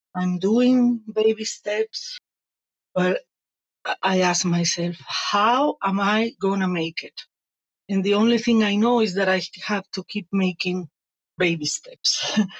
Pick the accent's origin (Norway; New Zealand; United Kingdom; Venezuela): Venezuela; moved away as an adult; also born or lived in Italy; now in Spain; I was born in Italy, raised in Venezuela, and a year ago I migrated to Spain